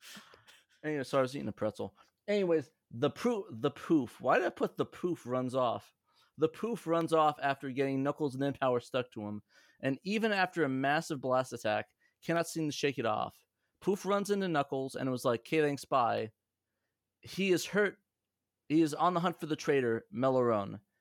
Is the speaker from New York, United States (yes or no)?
no; Middletown, New Jersey, United States; also born or lived in Union Beach, New Jersey; I grew up in Middletown.